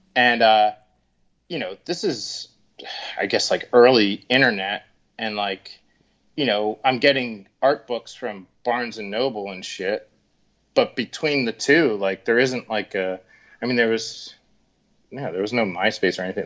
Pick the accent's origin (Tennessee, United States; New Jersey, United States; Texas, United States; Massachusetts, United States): New Jersey, United States; Collingswood; I grew up in Collingswood